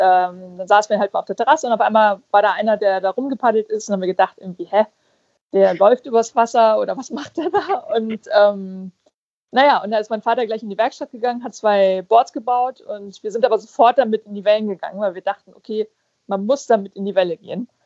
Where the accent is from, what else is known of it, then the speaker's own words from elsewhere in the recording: Fuerteventura, Canary Islands, Spain; ich bin ja auf Fuerteventura aufgewachsen, also das gehört ja zu, zu Spanien